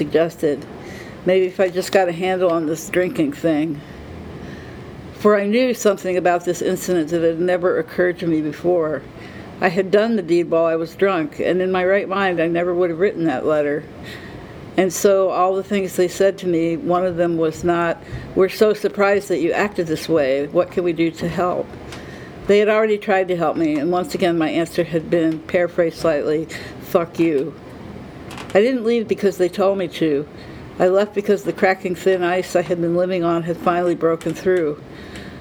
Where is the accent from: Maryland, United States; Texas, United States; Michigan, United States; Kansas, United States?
Maryland, United States; moved away as an adult; also born or lived in Idaho; I grew up in Maryland